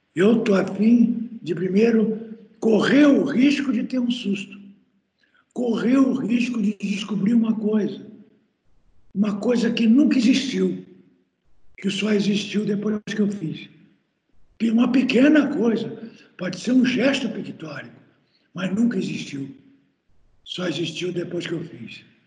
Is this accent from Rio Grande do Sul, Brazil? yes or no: yes; Santa Maria, Rio Grande do Sul, Brazil; lá na região de Santa Maria, onde eu nasci